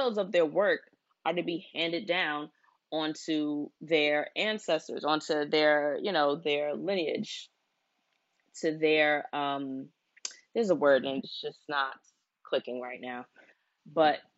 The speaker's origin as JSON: {"language": "English", "country": "United States", "tie": "born or raised there", "said": "I only know of my American culture because I was born here. Both my parents were born here. All of my grandparents were born here."}